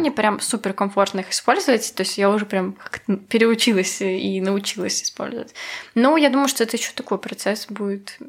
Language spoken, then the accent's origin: Russian; Belarus; была я из Беларуси